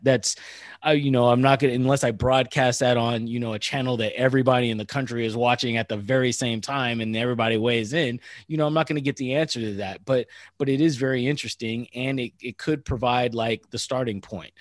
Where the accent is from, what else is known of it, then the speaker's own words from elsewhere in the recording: Northern California, United States; also born or lived in San Diego / Annapolis; I'm from Northern California